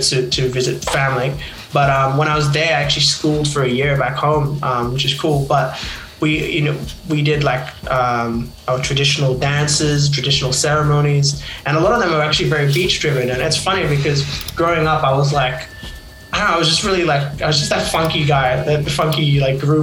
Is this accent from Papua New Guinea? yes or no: yes; Papua New Guinea; now in Australia; I'm actually originally from Papua New Guinea